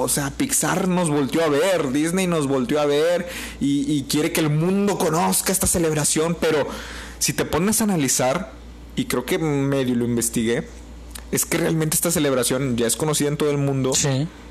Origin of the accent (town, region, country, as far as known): Mexico